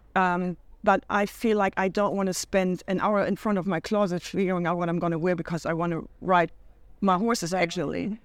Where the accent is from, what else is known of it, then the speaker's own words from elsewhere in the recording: Hamburg, Germany; moved away as an adult; now in United States; Hamburg. Nice. That's where I'm from. And um, I moved to the States in 2011